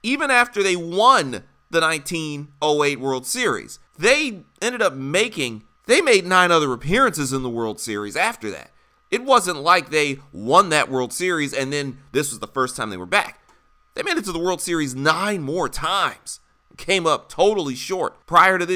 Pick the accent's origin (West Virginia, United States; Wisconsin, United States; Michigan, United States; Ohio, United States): Michigan, United States; Detroit; I'm from Detroit.